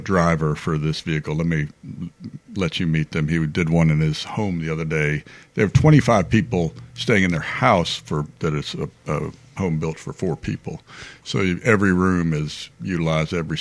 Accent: Arlington, Virginia, United States; I grew up in Arlington, Virginia

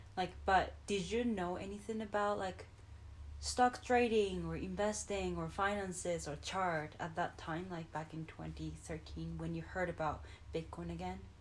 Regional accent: Japan; moved away; I'm from Japan

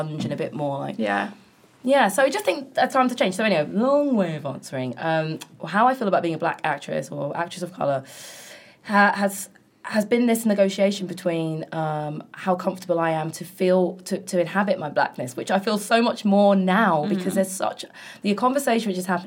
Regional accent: London, United Kingdom; In South London, in Brixton and Kennington

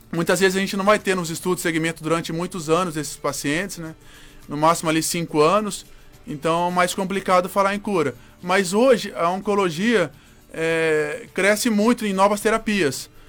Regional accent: Avaré, São Paulo, Brazil; born there; moved away; Isso, eu sou, sou, sou nascido em Avaré, interior de São Paulo. Uma cidade pequena lá do interior de São Paulo.

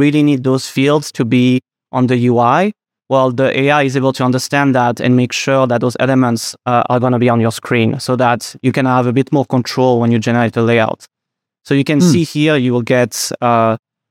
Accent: Geneva, Switzerland; accent: French; English is a second language; moved away as an adult; now in San Francisco, United States; I'm from Geneva in Switzerland, which is kind of a mix between France and Switzerland.

